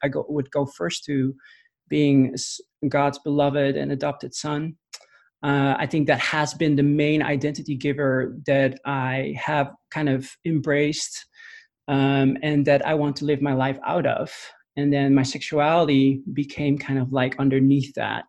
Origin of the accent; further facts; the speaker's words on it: Netherlands; moved away as an adult; also born or lived in Amsterdam; now in United States; I'm a Dutch native, or born and raised in the Netherlands, moved to the US 2.5 years ago